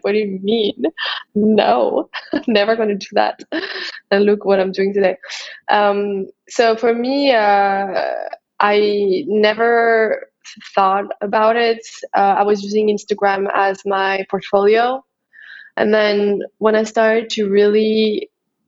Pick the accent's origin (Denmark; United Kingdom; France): France; English is a second language; moved away as an adult; also born or lived in Paris; I'm a French makeup artist.